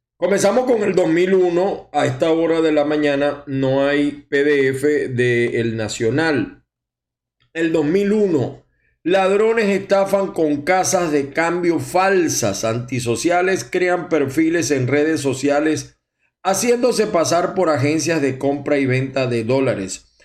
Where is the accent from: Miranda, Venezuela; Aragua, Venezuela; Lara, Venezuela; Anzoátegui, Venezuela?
Aragua, Venezuela; Maracay; also born or lived in Zulia; now in United States; yo soy de Maracay también, aunque tengo muchos años en el Zulia